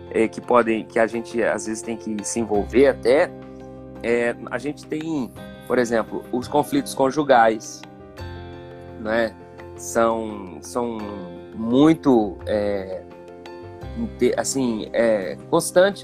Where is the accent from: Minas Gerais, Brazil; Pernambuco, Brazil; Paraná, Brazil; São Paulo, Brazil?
Minas Gerais, Brazil; Divinópolis; now in Campo Belo, Brazil; Eu sou daqui de Campo Belo, muita gente acha que eu não sou daqui, mas eu sou nascido aqui. É, só que bem novinho, né? Meu pai se mudou para Divinópolis, ali a gente ficou naquela região ali.